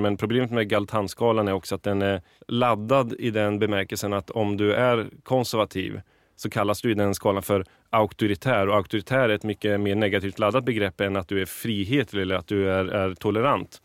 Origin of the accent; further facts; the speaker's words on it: Valdemarsvik, Östergötland, Sweden; Jag kommer från en liten ort som heter Valdemarsvik som ligger i Östergötland, fem mil från Norrköping. Mm. Född och uppvuxen där